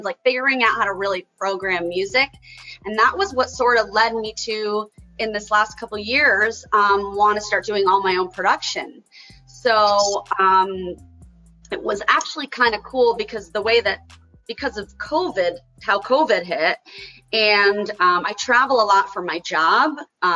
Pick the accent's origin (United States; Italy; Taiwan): United States; Connecticut; I grew up in Connecticut